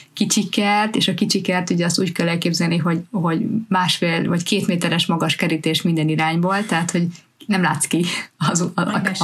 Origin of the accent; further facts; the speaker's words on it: Hungary; now in United Kingdom; mi mindenketten magyarok vagyunk, magyarul beszélünk itthon